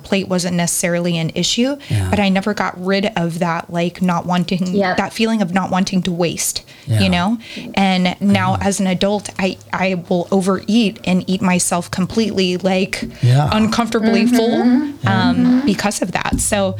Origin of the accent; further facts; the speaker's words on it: the South, United States; I grew up in the South, and there's just a different mentality there.